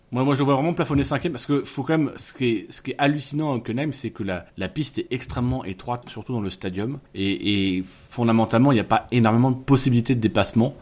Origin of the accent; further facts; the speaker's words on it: Normandy, France; now in Picardy, France; je suis normand et, immigré en Picardie